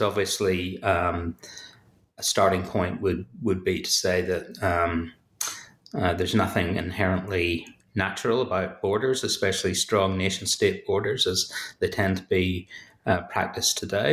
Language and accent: English; Belfast, Northern Ireland, United Kingdom; as you may hear from, from my accent, uh, I'm from Belfast, so I, I, grew up in a contested space